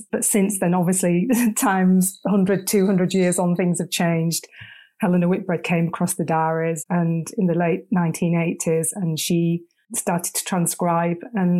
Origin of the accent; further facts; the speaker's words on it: Leeds, Yorkshire and the Humber, United Kingdom; Born and bred Yorkshire, from Leeds.